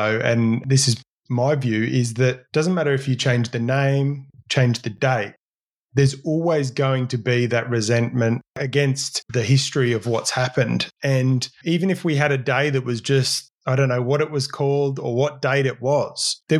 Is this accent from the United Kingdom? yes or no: no; Australia; And it's sad that in Australia, we can't celebrate us all being Australian.